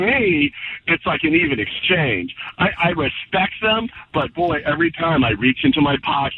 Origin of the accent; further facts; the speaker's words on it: New York City, New York, United States; now in Long Beach, United States; I'm from New York City.